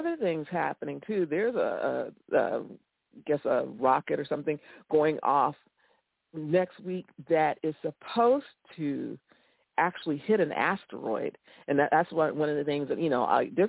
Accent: Florida, United States; I live in Florida. I grew up in Florida

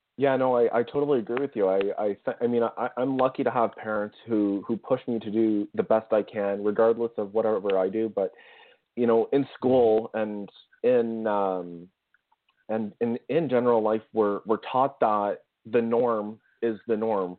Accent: Ottawa, Ontario, Canada; a company in my hometown called Kinaxis

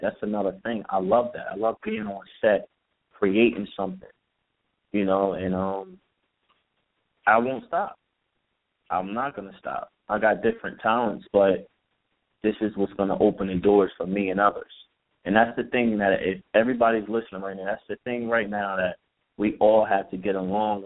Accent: Elizabeth, New Jersey, United States; I'm from Hard Rocks, North Elizabeth, New Jersey.

